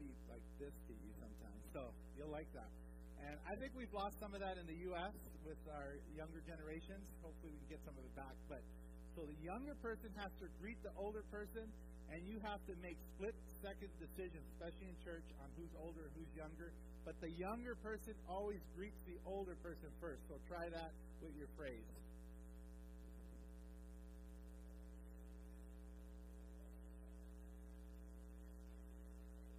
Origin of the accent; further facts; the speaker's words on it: Oakland, California, United States; moved away as an adult; also born or lived in Fresno, California; now in Thailand; I'm from Oakland